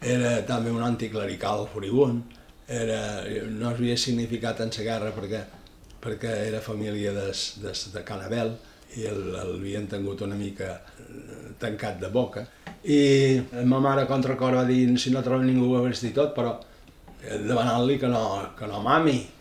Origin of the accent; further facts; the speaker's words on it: Ibiza, Balearic Islands, Spain; Vaig néixer a Eivissa, a Dila, el 3 de juliol de 1943.